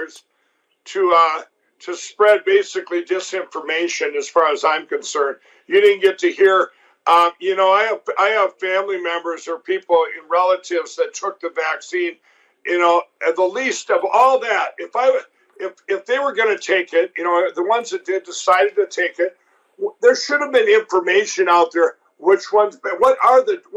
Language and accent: English; Minnesota, United States; my home state of Minnesota